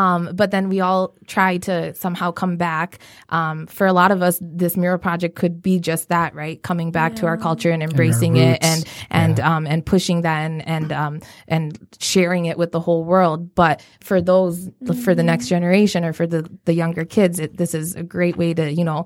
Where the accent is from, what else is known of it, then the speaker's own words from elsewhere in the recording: Rochester, United States; moved away; also born or lived in Illinois; I grew up in Rochester for the most part, and or in Illinois, which was even less diverse